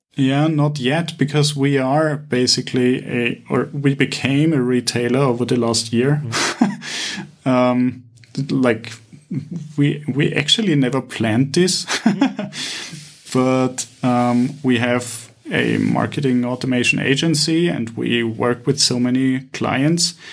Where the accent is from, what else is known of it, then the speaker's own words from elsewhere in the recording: Vienna, Austria; now in Cyprus; I'm initially from Vienna